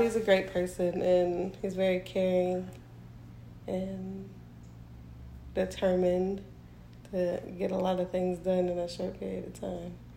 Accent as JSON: {"language": "English", "region": "Arizona", "country": "United States", "tie": "born or raised there", "said": "born and raised in Arizona."}